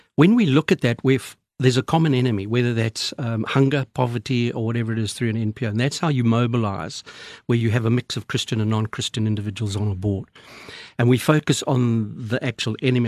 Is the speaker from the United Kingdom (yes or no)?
no; Zimbabwe; also born or lived in Australia; now in South Africa; I was um, born in then Rhodesia, now Zimbabwe, from Scottish parents, uh, live in South Africa, but travel on an Australian passport